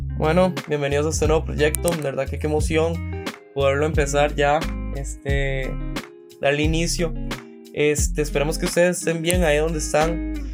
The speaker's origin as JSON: {"language": "Spanish", "region": "San José", "country": "Costa Rica", "said": "soy de San José, Costa Rica"}